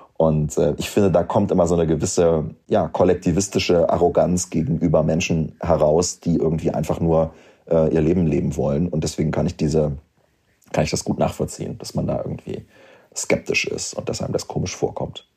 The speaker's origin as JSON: {"language": "German", "town": "Göttingen", "region": "Lower Saxony", "country": "Germany", "also_born_or_lived": "Wolfenbüttel", "said": "Ich komme ja aus Göttingen, das ist eine Studentenstadt"}